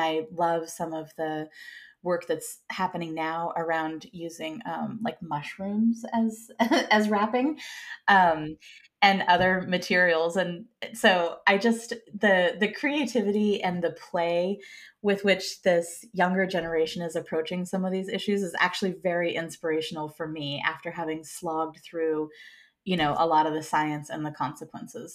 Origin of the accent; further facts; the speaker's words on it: Santa Cruz, California, United States; now in San Francisco, United States; I grew up in Santa Cruz, which is protected and not very sharky